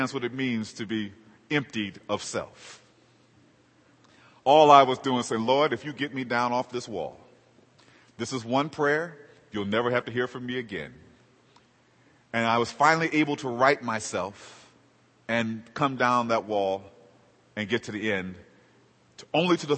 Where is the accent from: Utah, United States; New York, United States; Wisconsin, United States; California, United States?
California, United States; Los Angeles; I grew up in South Central LA.